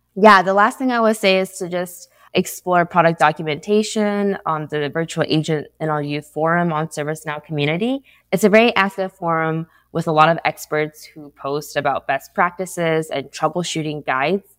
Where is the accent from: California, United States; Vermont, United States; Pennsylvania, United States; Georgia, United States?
California, United States; San Diego; moved away as an adult; now in Santa Clara, United States; I'm based out of Santa Clara, but I'm actually from San Diego